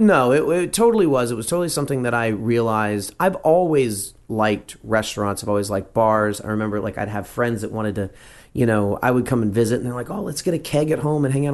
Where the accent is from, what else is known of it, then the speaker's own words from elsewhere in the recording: Texas, United States; also born or lived in Louisiana; I grew up in Texas